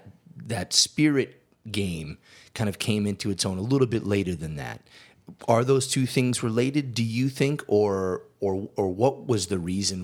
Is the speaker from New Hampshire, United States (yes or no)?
no; Massachusetts, United States; moved away as an adult; growing up in Massachusetts, you had Sam Adams, you had Harpoon, you had some beers out of Vermont that were starting to kill. It wasn't until I came out here, 2003